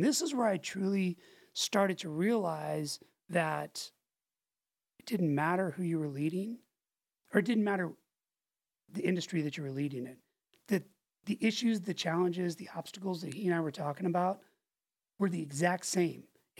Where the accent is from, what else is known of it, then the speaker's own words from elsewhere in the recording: Pensacola, Florida, United States; in Pensacola. I only lived there 2 years, but those are the, like, that's, if somebody asks, like, where did you grow up or what's, I think of that place as home.